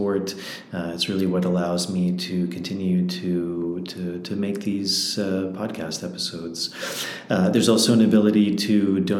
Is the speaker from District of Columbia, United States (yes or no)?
yes; Washington, District of Columbia, United States; also born or lived in Peruvian Amazon / Peruvian Andes; now in Peru; I grew up in Washington, D.C.